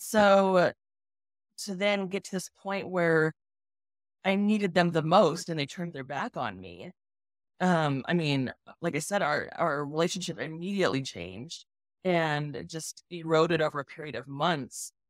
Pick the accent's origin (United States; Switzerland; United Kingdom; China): United States; Colorado Springs, Colorado; So, I grew up in Colorado Springs, which is, like, the, you know, epicenter of all the evangelical ministries